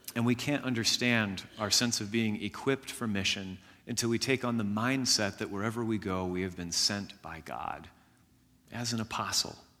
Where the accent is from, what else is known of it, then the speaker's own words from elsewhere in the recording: Jasper County, Indiana, United States; I grew up in Jasper County, Indiana